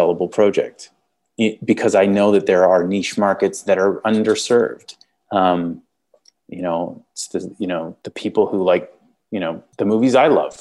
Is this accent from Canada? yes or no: yes; Canada; accent: Canadian; I'm Canadian